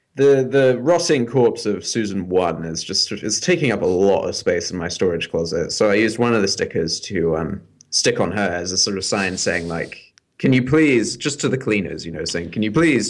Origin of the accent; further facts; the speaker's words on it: United Kingdom; And we're both British